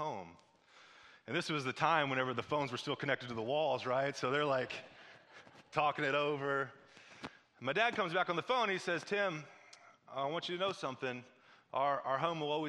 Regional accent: Missouri, United States; moved away; I'm from Missouri

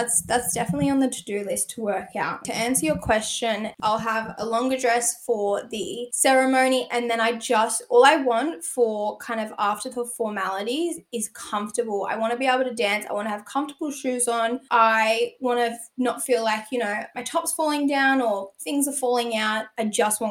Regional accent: New South Wales, Australia; I'm from New South Wales

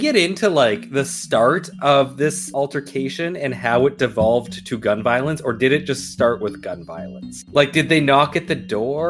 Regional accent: Canada; as a Canadian

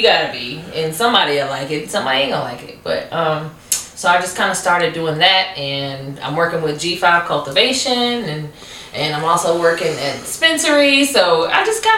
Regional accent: Louisville, Kentucky, United States; moved away as an adult; now in Las Vegas, United States; I'm originally from Louisville, Kentucky. I've been in Vegas for about 5 years

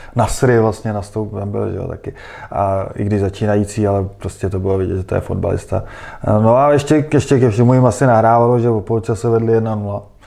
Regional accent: Prague, Czechia; jsem Pražák a, a znám tady jako Prahu velmi dobře

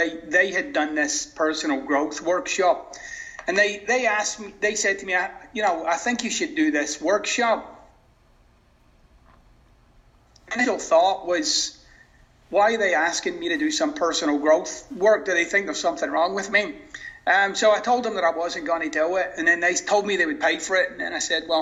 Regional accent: Scotland, United Kingdom; now in Florida, United States; I'm originally from Scotland.

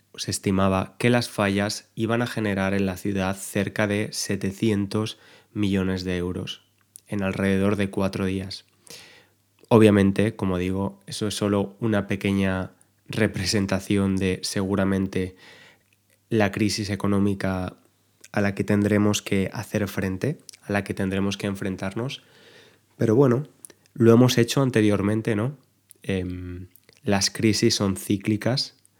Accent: Valencia, Valencian Community, Spain; yo soy de Valencia

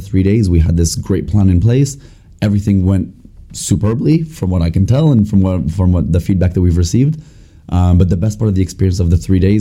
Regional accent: France; moved away as an adult; also born or lived in United States / Scotland; I'm from France, S22 MBA

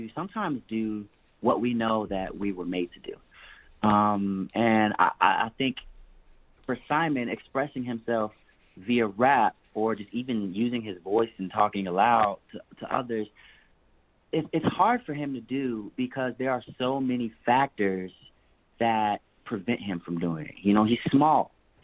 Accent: Chicago, Illinois, United States; I'm from Chicago.

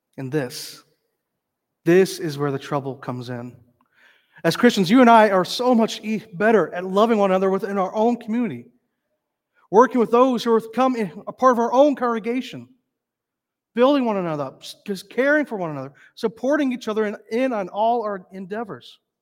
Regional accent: North Dakota, United States; also born or lived in northern Minnesota; now in Minnesota, United States; growing up in North Dakota, we saw a moose maybe once

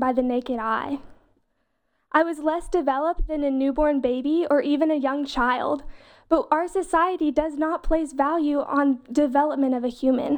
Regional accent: Greenville, South Carolina, United States; I'm from Greenville, South Carolina

